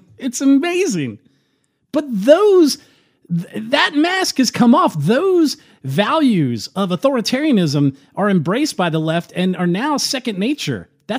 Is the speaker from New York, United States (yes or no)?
no; Chesapeake, Virginia, United States; I grew up in Chesapeake